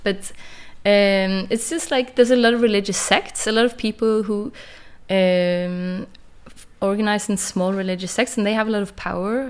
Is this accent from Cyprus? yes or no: no; Kristiansand, Agder, Norway; English is a second language; moved away as an adult; also born or lived in Copenhagen, Denmark; I moved from Kristiansand when I was 18